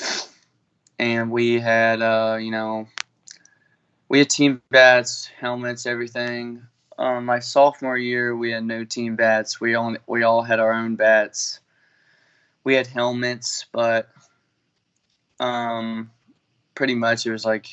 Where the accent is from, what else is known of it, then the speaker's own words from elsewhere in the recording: Bartlett, Tennessee, United States; I'm from Bartlett, Tennessee, and I play at Clark University